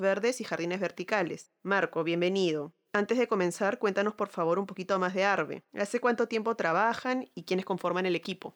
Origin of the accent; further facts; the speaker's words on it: Peru; soy arquitecta peruana